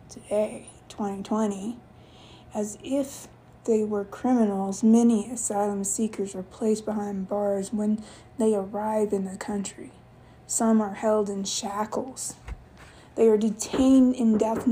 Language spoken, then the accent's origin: English; United States; I'm American born, but my roots are in Yemen